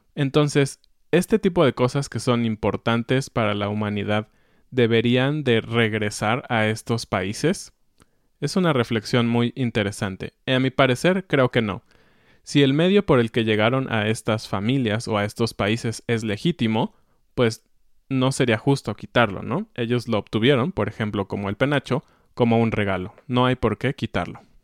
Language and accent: Spanish; Mexico; como mexicanos